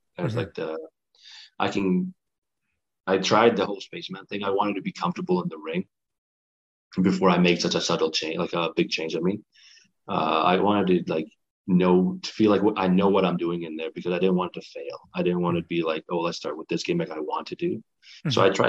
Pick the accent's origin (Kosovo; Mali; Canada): Kosovo; I didn't want it to be just because I'm from Kosovo and you guys are Canadians kind of thing.